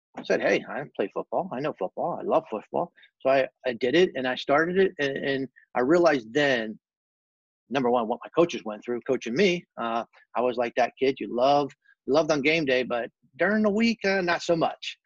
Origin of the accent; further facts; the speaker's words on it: Fort Lauderdale, Florida, United States; also born or lived in New Orleans, Louisiana; I was born in New Orleans, uh, raised in uh, Louisiana for a short time uh, with my family. Um, very strong roots, uh, Cajun background. Uh, love food, love fishing, all that good stuff that comes with that. Um, and moved to Fort Lauderdale during my grade school years